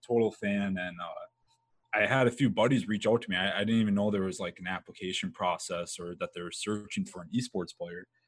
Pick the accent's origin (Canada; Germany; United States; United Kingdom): United States; northern Midwest; I grew up in the Midwest, mm-hmm. uh, the northern Midwest